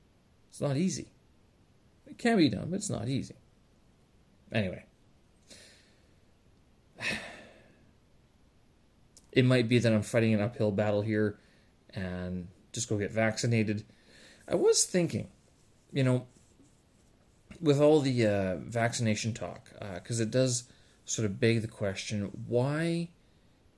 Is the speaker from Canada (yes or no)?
yes; Canada; now in China; I were to go back to Canada